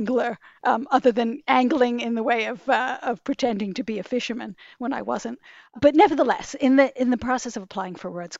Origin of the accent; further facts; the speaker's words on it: New York City, New York, United States; I grew up in New York City, very much a New Yorker.